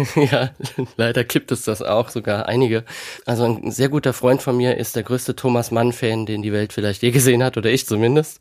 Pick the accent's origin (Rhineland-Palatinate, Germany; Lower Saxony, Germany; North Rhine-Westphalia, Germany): Rhineland-Palatinate, Germany; Kaiserslautern; von Kaiserslautern, meiner Geburtsstadt